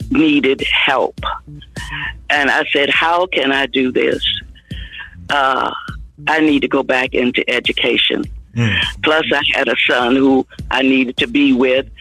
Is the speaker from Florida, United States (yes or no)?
yes; Miami, Florida, United States; moved away as an adult; also born or lived in Atlanta, Georgia; I am originally from Miami, Florida.